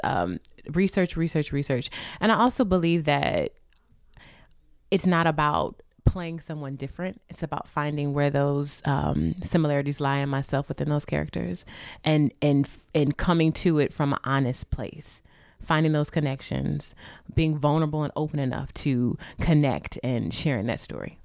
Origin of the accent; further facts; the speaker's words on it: St. Louis, Missouri, United States; moved away; I'm from Saint Louis, born and raised